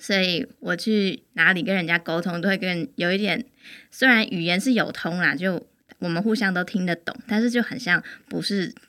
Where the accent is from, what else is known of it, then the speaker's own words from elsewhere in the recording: Hsinchu, Taiwan; also born or lived in Tainan; 我来自新竹。然后我之前是在台南的一个农村的小学教了两年，两年之后我又回到新竹教了一年多的书